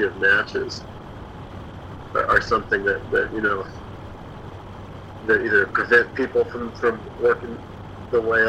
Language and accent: English; Seattle, Washington, United States; moved away as an adult; now in Japan; my hometown, Seattle